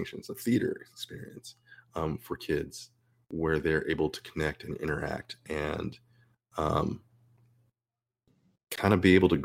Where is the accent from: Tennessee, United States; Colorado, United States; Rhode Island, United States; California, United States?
California, United States; Southern; I grew up here in Southern California